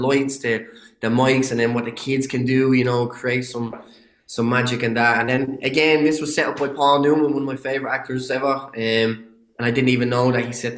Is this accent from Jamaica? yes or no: no; Ireland; accent: Irish; I get to use my own accent. Now, I had to tamper the accent a little bit for, you know, to understand, for people to understand me a bit better. But, you know, that identity of being an Irish